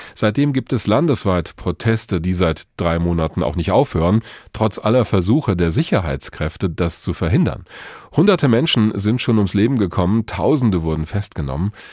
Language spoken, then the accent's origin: German; Germany; hier bei uns in Deutschland